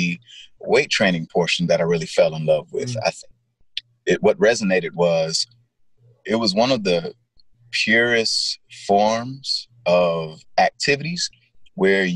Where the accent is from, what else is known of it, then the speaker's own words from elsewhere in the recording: Gardena, California, United States; I grew up South Bay area, Gardena, where the grass is greener, Gardena, California.